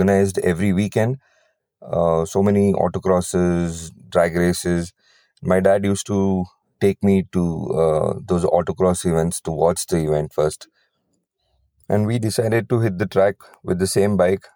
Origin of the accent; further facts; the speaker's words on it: Chikmagalur, Karnataka, India; I am from Chikmagalur